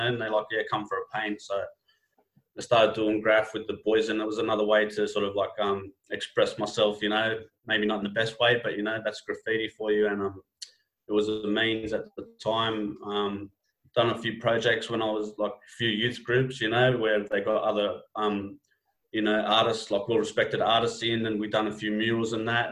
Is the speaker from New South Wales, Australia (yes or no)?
yes; Sydney, New South Wales, Australia; my hometown, Sydney, you know, in the West